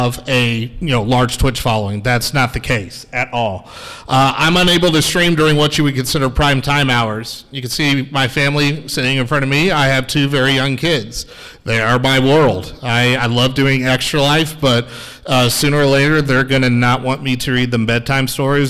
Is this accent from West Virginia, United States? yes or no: no; Dallas, Texas, United States; also born or lived in Notre Dame, Indiana; I'm not local. I'm from the Dallas area